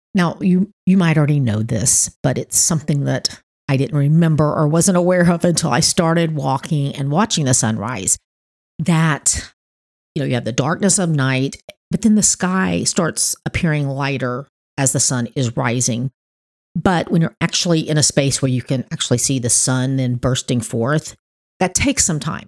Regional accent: Miami, Florida, United States; now in North Florida, United States; Miami where I was born

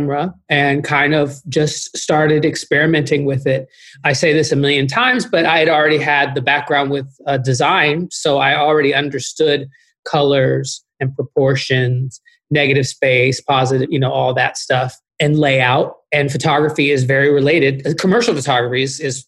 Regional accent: Austin, Texas, United States; moved away as an adult; also born or lived in Chicago; I'm from Austin, Texas

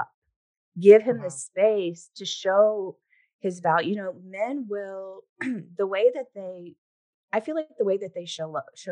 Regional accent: the South, United States; I grew up in the South, you know, where there's a lot of, you know, that type of cultural stuff there.

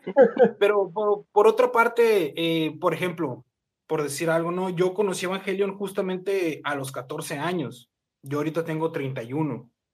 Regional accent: near the US border, northern Mexico, Mexico; yo soy de México

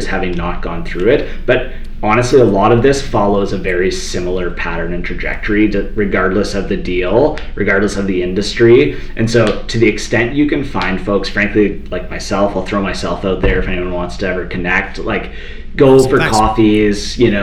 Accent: Toronto, Ontario, Canada; now in Calgary, Canada; I'm from Toronto. I moved out to Calgary

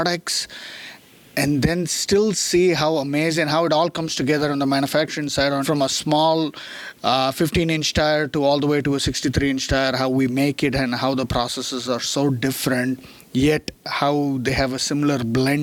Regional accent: India; moved away as an adult; also born or lived in Chennai, India / Louisville, United States; now in United States; born and raised in India, grew up over there, did mechanical engineering back in India

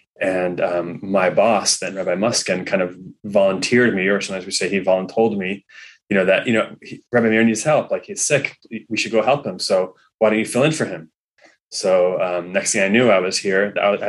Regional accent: Los Angeles, California, United States; also born or lived in New York City; Yeah, I'm from the South Bay.

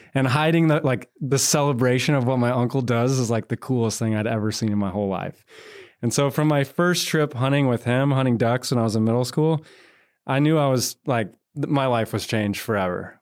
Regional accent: North Georgia, United States; now in Texas, United States; a boy born and raised in North Georgia

